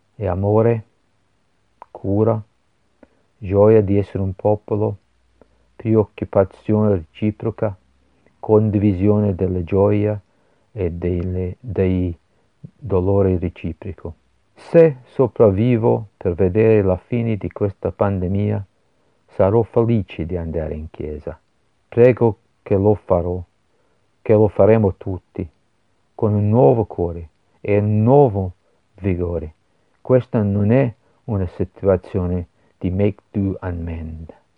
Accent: Glasgow, Scotland, United Kingdom; Italian is a second language; moved away as an adult; also born or lived in Edinburgh, United Kingdom / Genoa, Italy; io sono nato a Glasgow

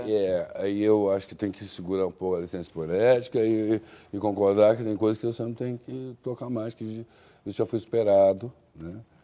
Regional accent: Brazil; eu não sou brasileiro fora daqui, né? eu sou um africano

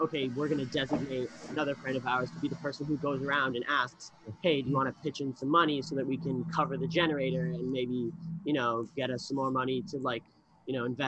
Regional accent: New York City, New York, United States; I'm from New York, I've lived here my whole life

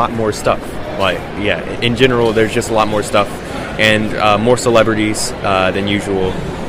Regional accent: Kansas City, United States; I'm from Kansas City.

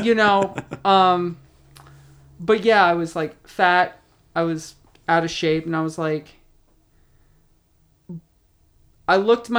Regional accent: San Francisco, California, United States; born there; I was born in San Francisco, so whenever I see a seagull, that's

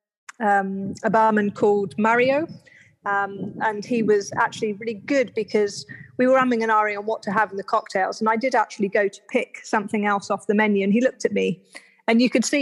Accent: United Kingdom; also born or lived in India; I'm British, as you can probably tell from my accent

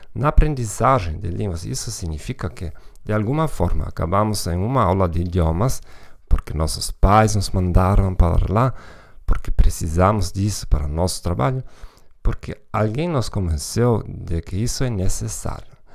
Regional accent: Germany; Portuguese is a second language; moved away; also born or lived in Hamburg; provavelmente já sou de nacionalidade alemã

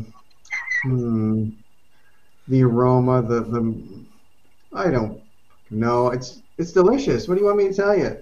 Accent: Scotland, United Kingdom; I'm Scottish

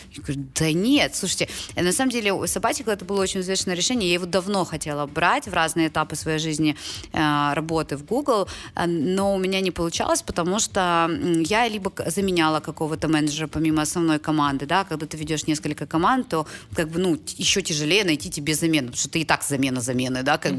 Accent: Ukraine; moved away as an adult; also born or lived in United States; я из Украины

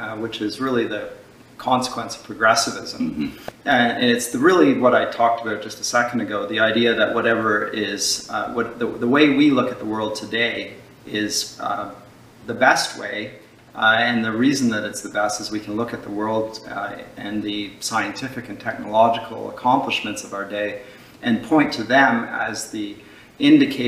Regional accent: London, Ontario, Canada; also born or lived in Dusseldorf, Germany / Durham, England; I grew up here in Canada

